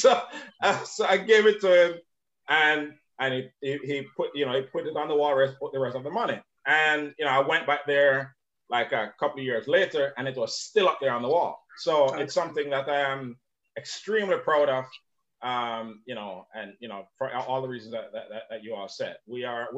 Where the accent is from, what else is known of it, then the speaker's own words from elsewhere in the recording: Jamaica; now in United States; I'm from Jamaica and I'm from the Caribbean